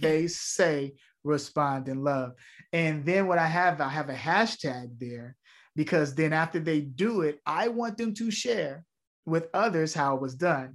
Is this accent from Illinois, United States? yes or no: yes; Chicago, Illinois, United States; me growing up in Chicago, a community theater is what changed my life